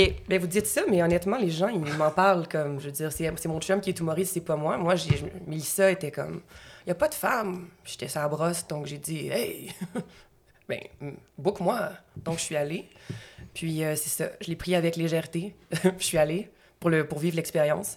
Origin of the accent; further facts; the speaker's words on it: Gatineau, Quebec, Canada; je viens de l'Outaouais